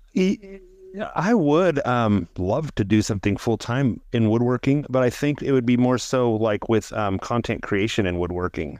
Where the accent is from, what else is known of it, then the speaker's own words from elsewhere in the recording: Central California, United States; I didn't grow up in Southern California. I'm from Central California